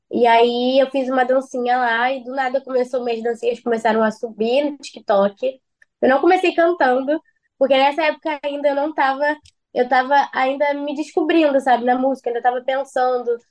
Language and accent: Portuguese; Rio de Janeiro, Brazil; eu sou da Zona Oeste, Rio de Janeiro, Bangu